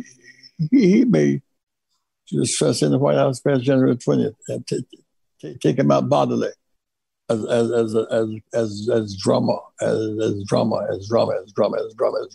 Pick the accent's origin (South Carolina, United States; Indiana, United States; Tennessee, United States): South Carolina, United States; Greenville; I grew up in Greenville, South Carolina.